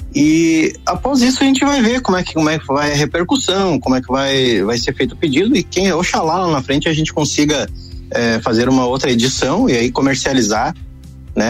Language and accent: Portuguese; Lages, Santa Catarina, Brazil; moved away; saí de Lages aí há bastante tempo